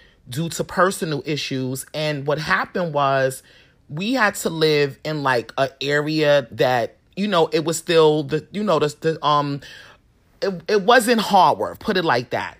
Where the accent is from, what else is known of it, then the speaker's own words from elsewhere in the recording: New York City, New York, United States; Growing up in Harlem